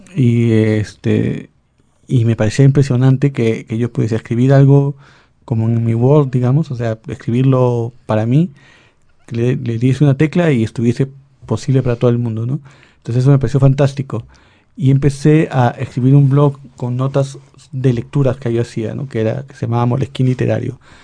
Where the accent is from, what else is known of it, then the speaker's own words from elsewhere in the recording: Lima, Peru; Yo como limeño